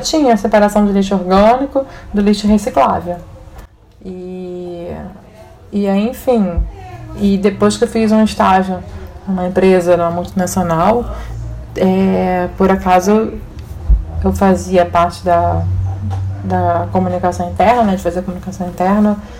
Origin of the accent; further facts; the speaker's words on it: Rio de Janeiro, Brazil; Na minha época de criança, adolescente, hum. a gente tinha outono no Rio de Janeiro.